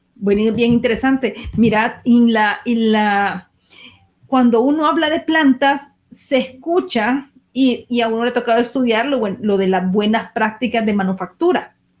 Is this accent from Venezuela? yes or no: no; El Salvador; nosotros que somos del Salvador